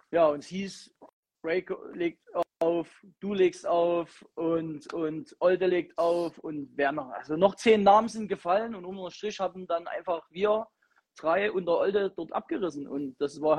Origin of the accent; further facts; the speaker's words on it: Chemnitz, Saxony, Germany; Ich komme aus Chemnitz.